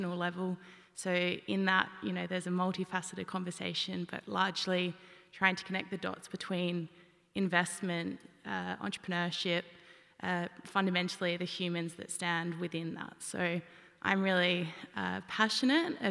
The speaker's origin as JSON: {"language": "English", "region": "South Australia", "country": "Australia", "tie": "born or raised there", "said": "been born and raised in South Australia"}